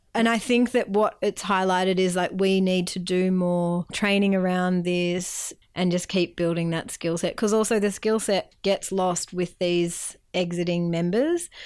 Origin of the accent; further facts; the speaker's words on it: Melbourne, Victoria, Australia; moved away as an adult; also born or lived in Bega Valley, New South Wales; now in Bega, Australia; I'm originally from Melbourne